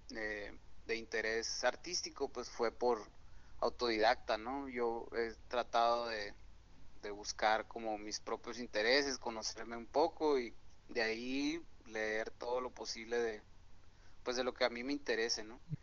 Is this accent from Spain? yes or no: no; Hermosillo, Sonora, Mexico; soy originario de aquí de, Hermosillo, Sonora